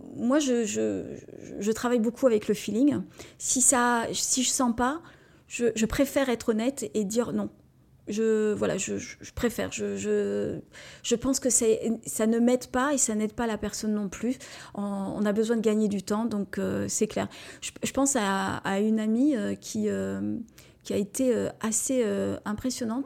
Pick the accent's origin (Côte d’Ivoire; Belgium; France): France; Moselle, Grand Est; je suis Mosellane et je revendique le fait que notre, euh, notre département est vraiment très beau